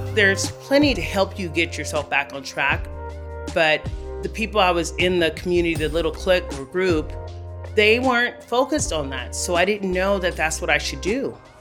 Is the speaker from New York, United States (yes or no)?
no; Los Angeles, California, United States; now in Denver, United States; I was born and raised in Los Angeles, California